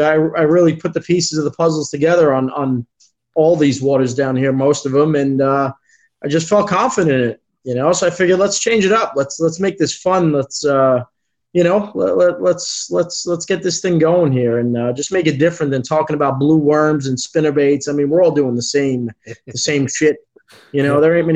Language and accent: English; New York City, New York, United States; now in Florida, United States; I grew up in the Bronx